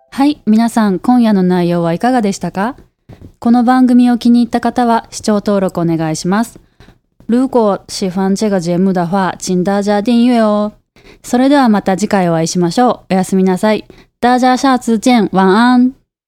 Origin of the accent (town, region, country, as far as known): Osaka, Japan; moved away as an adult; now in Taiwan